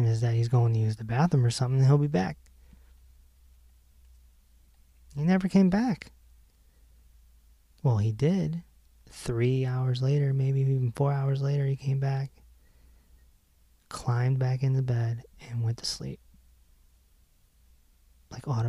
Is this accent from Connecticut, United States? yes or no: yes; Hartford, Connecticut, United States; I'm from Hartford